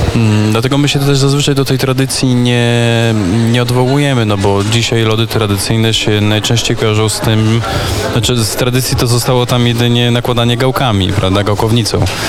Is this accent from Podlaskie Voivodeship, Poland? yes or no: yes; Sokółka, Podlaskie Voivodeship, Poland; jestem przecież z Sokółki